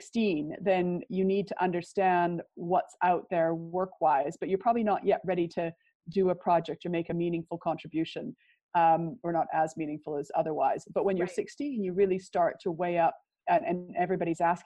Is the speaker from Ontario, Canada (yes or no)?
no; Prince George, British Columbia, Canada; moved away as an adult; also born or lived in Vancouver, Canada; now in United Kingdom; I grew up in Prince George, which is a lumber town about 500 miles north of Vancouver